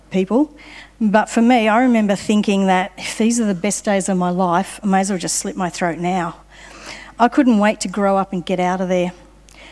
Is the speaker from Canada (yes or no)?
no; Sydney, New South Wales, Australia; I grew up in Sydney